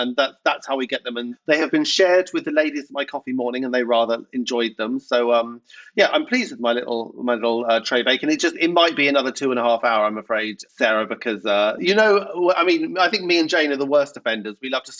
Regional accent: England, United Kingdom; No, I'm just English, honey. I did one of those 23andMe. I'm just English.

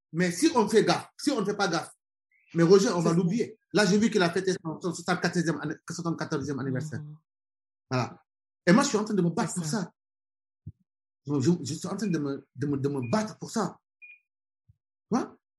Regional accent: Senegal; moved away as an adult; also born or lived in France / Birmingham, England / Germany / Switzerland; je suis sénégalais, je, suis tout le temps au Sénégal. C'est un pays que, voilà, que j'aime, qui m'a vu naître, qui m'a vu grandir

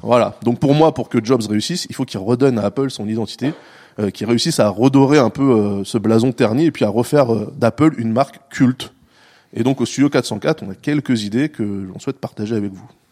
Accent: France; nous, on dit beeper en France parce qu'on est français

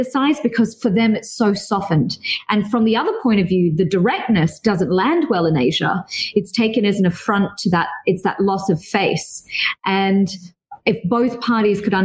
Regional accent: Australia; also born or lived in Dubai / Singapore; I am Australian yet also Asian

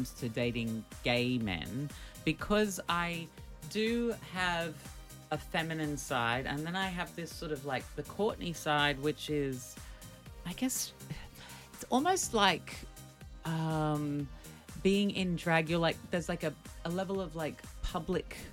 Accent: Australia; being Australian

